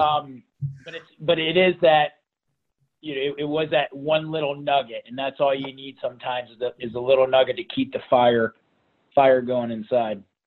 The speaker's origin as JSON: {"language": "English", "town": "Toledo", "region": "Ohio", "country": "United States", "tie": "born or raised there", "said": "We grew up in Toledo, Ohio, so Northwest Ohio."}